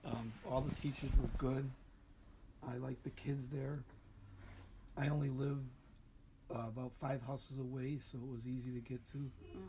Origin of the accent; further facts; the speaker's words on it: Chicago, Illinois, United States; I grew up in Bridgeport, Chicago.